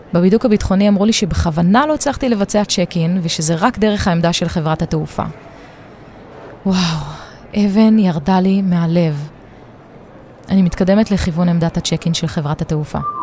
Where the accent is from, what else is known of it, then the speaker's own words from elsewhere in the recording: Israel; נלחמתי לצאת מהמדינה שלי שמלאה בהגבלות של חופש ותנועה